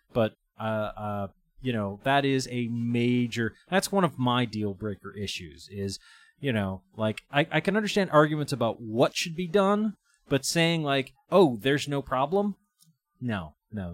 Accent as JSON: {"language": "English", "town": "East Hampton", "region": "Massachusetts", "country": "United States", "tie": "born or raised there", "said": "my hometown of East Hampton"}